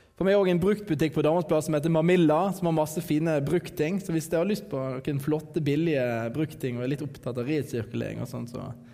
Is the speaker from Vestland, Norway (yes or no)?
yes; Radøy, Vestland, Norway; jeg er fra Radøy